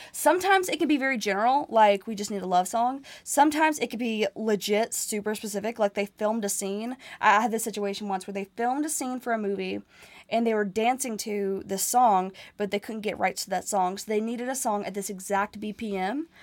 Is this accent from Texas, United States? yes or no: no; Nashville, Tennessee, United States; it's my hometown